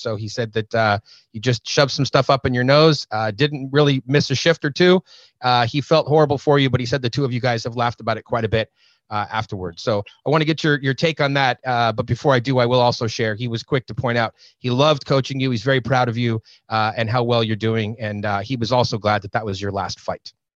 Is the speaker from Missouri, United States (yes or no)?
no; California, United States; I'm from California.